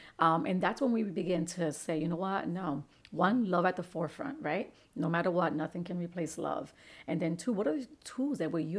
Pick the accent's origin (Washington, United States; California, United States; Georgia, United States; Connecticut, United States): Connecticut, United States; Bridgeport; I was raised in Father Panic Village. So we were, you know, both coming from low socioeconomic backgrounds.